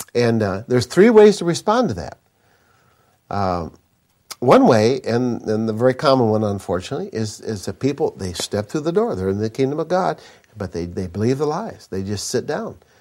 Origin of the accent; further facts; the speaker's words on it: Minnesota, United States; I grew up in Minnesota.